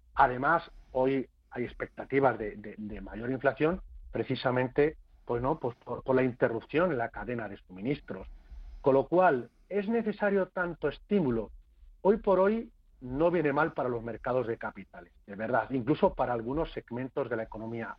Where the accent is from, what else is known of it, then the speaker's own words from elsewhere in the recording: Castilla-La Mancha, Spain; no soy gallego, ya saben ustedes que soy castellano manchego.